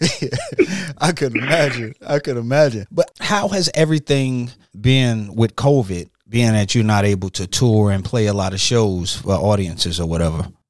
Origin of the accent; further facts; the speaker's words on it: Detroit, Michigan, United States; moved away; Growing up, my father played the tenor saxophone. You know, uh, I'm from Detroit originally.